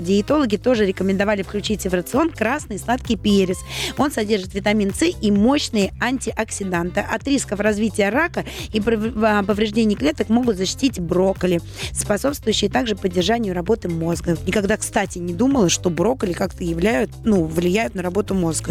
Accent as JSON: {"language": "Russian", "region": "Saint Petersburg", "country": "Russia", "moved": "yes", "lives_now": "Moscow, Russia", "said": "я петербурженка, не, не москвичка, и училась я а, в Петербурге"}